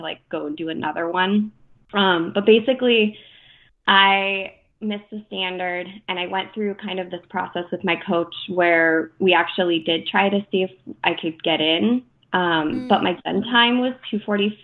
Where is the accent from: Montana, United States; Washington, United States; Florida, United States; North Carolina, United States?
Washington, United States; Deer Park; I grew up in Deer Park, Washington, which is half an hour from north of Spokane, Washington